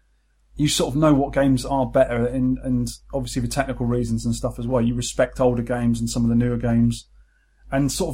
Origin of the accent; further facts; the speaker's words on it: Weymouth, South West England, United Kingdom; growing up in Weymouth, seaside town with 12 arcades